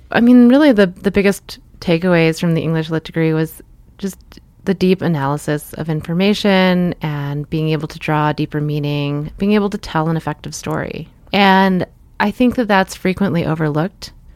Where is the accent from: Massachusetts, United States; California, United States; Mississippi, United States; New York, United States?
Massachusetts, United States; Lynnfield; also born or lived in Marblehead, Massachusetts; mostly grew up in Linfield, Massachusetts.